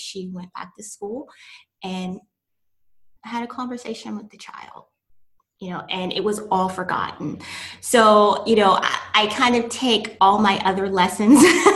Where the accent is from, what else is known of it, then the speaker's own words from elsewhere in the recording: East Tennessee, United States; I'm from East Tennessee, little small country town